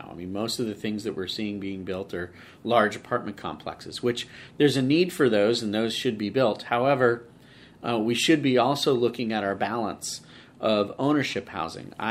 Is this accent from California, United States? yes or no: yes; Redwood City, California, United States; Uh, Redwood City. So Redwood born City.